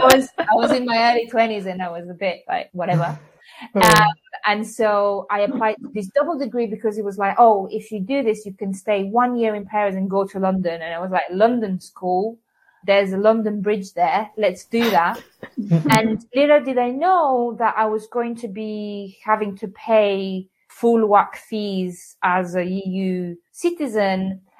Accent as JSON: {"language": "English", "country": "Algeria", "tie": "born or raised there", "also_born_or_lived": "Bulgaria / Tunisia / Spain / France", "said": "I was born in Bulgaria and grew up in North Africa, Algeria, and Tunisia before moving to Spain, where, as I normally say, I became a person there because it was by teens."}